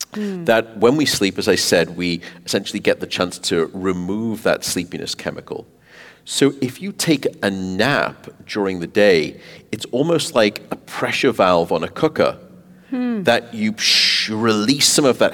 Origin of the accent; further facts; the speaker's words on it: Canada; Despite being Canadian, I know.